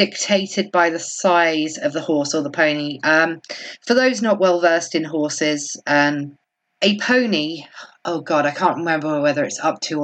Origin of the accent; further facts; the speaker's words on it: Kent, South East England, United Kingdom; accent: Kent; I did use my Kent accent then